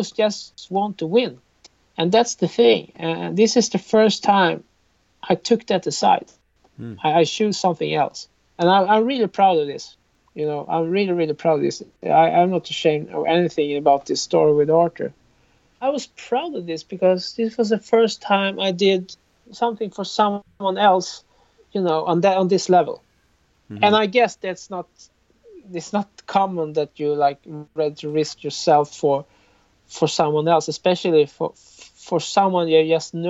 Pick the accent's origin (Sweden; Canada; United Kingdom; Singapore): Sweden; I'm from Sweden